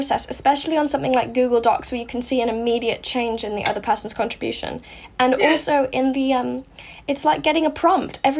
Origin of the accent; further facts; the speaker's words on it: United States; I'm American